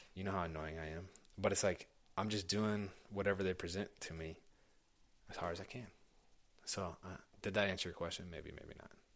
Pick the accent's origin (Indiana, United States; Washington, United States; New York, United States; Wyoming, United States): Indiana, United States; Indianapolis; i grew up in Indianapolis.